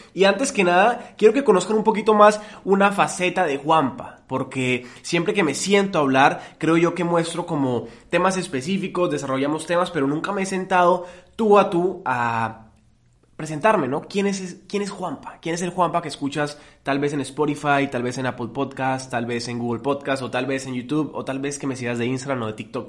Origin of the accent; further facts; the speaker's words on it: Colombia; Yo no soy colombiano porque yo no decidí nacer en Colombia